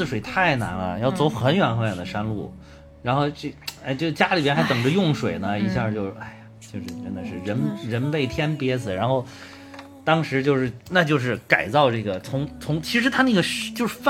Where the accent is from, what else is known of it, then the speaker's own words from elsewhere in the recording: Zhengzhou, Henan, China; 因为我是郑州人，